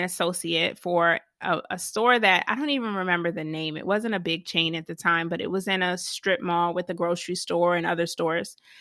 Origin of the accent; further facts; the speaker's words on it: Savannah, Georgia, United States; I was born in Savannah, Georgia